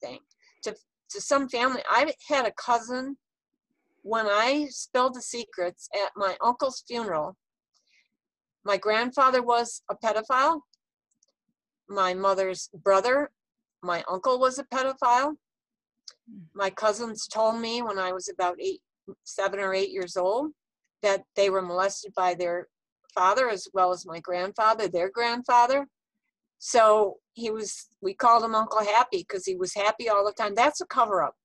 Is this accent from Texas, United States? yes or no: yes; Texas, United States; people I grew up with in Texas